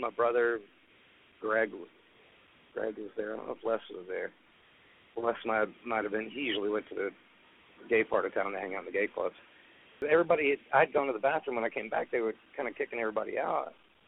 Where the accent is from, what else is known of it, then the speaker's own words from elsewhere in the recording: Texas, United States; I said, look, we're both from Texas. Just chill out, you know.